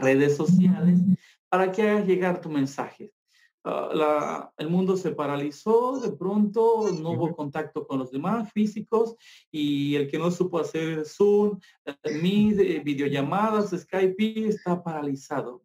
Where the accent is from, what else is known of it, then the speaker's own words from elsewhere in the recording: Mexico; los que venimos de Guerrero, Oaxaca y Chiapas